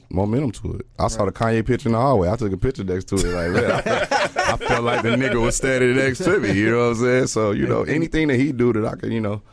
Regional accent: Gary, Indiana, United States; I'm from Gary, Indiana, nigga. I'm, you know, the east side

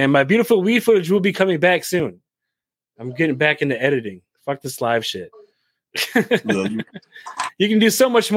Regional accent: Michigan, United States; We're from Michigan. I'm from Michigan

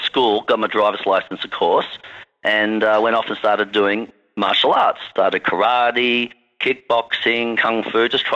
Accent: Sydney, New South Wales, Australia; accent: Australian; I grew up in Chatswood, an area called Chatswood in Sydney, which is the north shore of Sydney

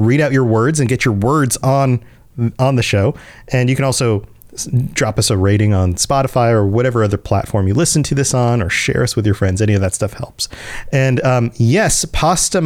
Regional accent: Florida, United States; growing up in Florida near the coast

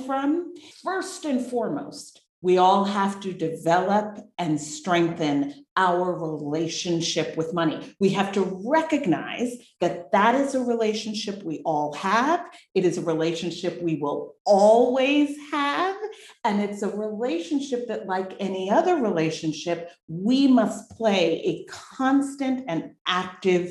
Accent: New Jersey, United States; moved away as an adult; also born or lived in New York City / Massachusetts / London, England / Los Angeles; now in Boquete, Panama; I was born in New York City, raised in New Jersey

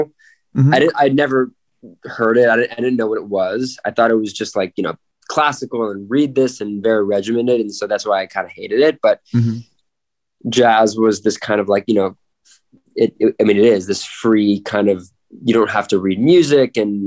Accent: Santa Monica, California, United States; I was born in LA, Santa Monica

